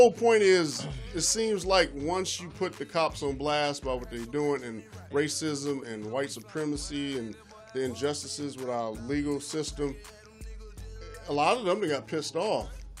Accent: Michigan, United States; Me growing up in Michigan, every cop I saw was white.

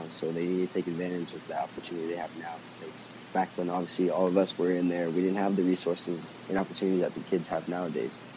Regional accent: United States; But I think obviously me being an American player

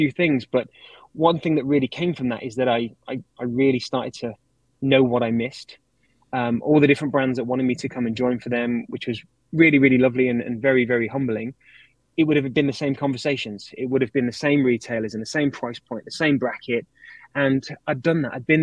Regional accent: United Kingdom; moved away; I'm British

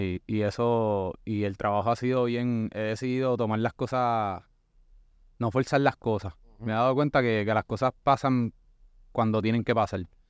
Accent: Puerto Rico; somos nosotros como puertorriqueños

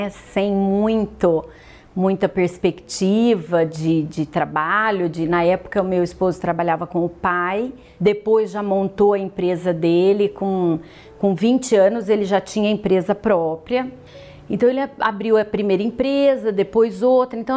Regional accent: São João da Boa Vista, São Paulo, Brazil; born there; sou nascida em São João da Boa Vista, venho de uma família de classe média.

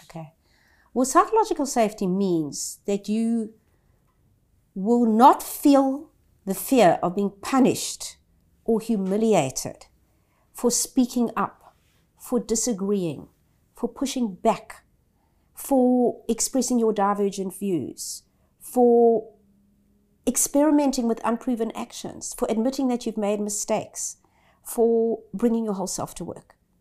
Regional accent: South Africa; moved away as an adult; now in Australia; I grew up in South Africa as a privileged white.

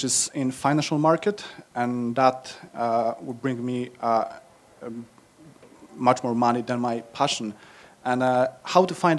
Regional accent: Poland; moved away as an adult; now in United Kingdom; I came to the UK around 10 years ago. I'm from Poland. So it's kind of like you. I was born in communistic Poland.

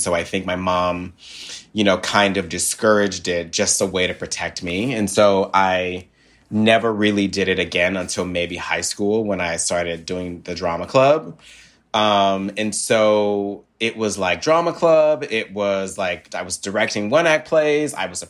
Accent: Memphis, Tennessee, United States; I grew up in Memphis, Tennessee, and we grew up really poor.

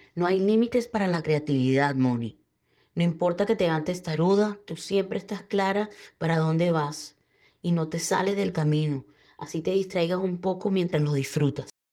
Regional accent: Dominican Republic; now in New York, United States; soy una dominicana viviendo en New York

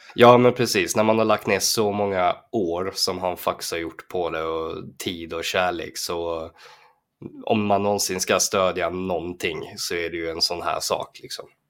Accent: Falkenberg, Halland County, Sweden; när jag var liten och bodde i Falkenberg

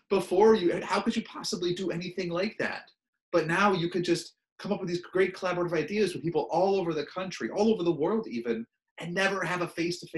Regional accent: Connecticut, United States; also born or lived in Pennsylvania / Oregon / New Mexico / Georgia; now in Maine, United States; I'm not from Maine. I did not grow up here. Uh, I moved here. My wife and I moved here in 2004. We lived in Oregon and New Mexico and Georgia and North Carolina before then. I'm from Connecticut and went to school in Pennsylvania.

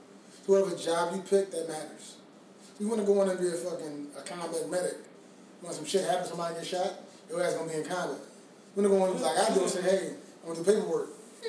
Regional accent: New York, United States; We're from Westchester.

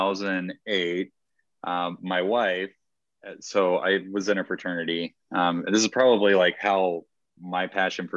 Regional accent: Georgia, United States; moved away; also born or lived in Arizona; I am originally from Georgia

